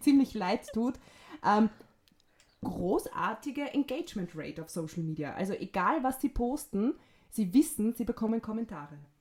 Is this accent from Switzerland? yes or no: no; Vienna, Austria; Wienerin und bin aus Wien